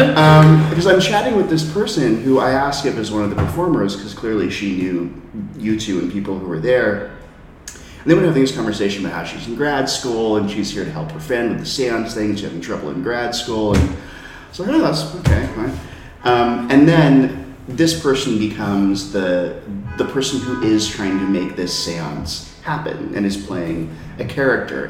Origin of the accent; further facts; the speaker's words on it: California, United States; now in New York City, United States; I'm from California